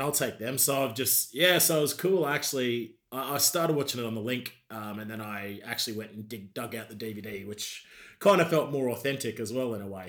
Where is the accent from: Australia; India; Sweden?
Australia; Queensland; moved away as an adult; now in United Kingdom; I'm from a proper bogan Australia, mate. I'm from Queensland